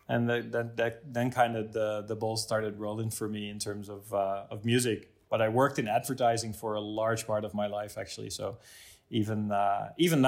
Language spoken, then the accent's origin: English; Driebergen, Utrecht, Netherlands; also born or lived in Zeist / Amsterdam; I grew up in Zeist. It's a small town, or in Drieberg, actually, next to it. A small town. 40 minutes outside of Amsterdam, middle of the country